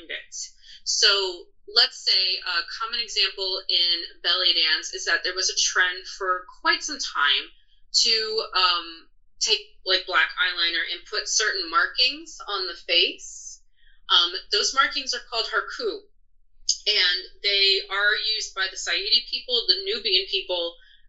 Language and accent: English; United States; being born an American